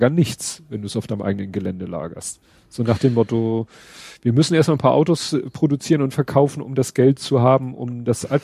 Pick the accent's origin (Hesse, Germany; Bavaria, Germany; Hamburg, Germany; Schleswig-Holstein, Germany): Hamburg, Germany; Von da über Überstalshoop, wo ich aufgewachsen bin, Hochhaussiedlung, mit Bramfeld verbinden, wo ich jetzt wohne.